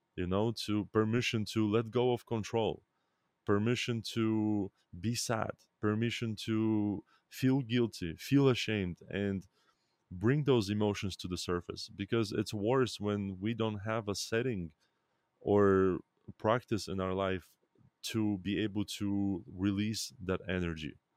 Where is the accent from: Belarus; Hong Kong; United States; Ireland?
Belarus; I was born in Belarus